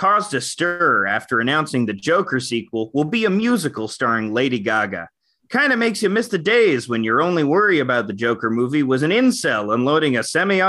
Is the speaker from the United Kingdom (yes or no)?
no; Canada; I'm Canadian.